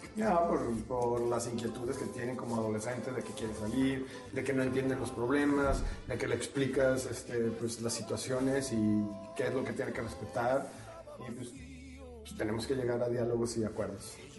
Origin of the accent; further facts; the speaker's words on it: Mexico; la adoptamos en México